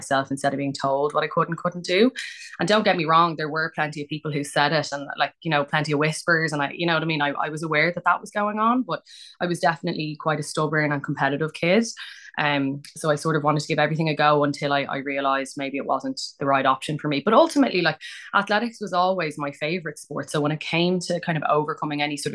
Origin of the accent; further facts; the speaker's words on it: Ireland; I am an Irish T13 sprinter.